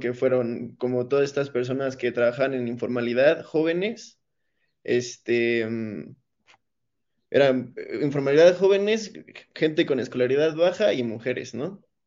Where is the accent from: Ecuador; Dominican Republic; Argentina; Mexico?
Mexico; nosotros como mexicanos